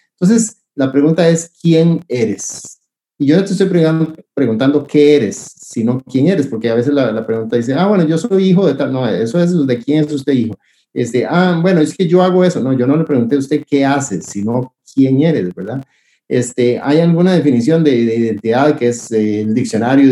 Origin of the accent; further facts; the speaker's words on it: Costa Rica; estamos chineando, decimos en Costa Rica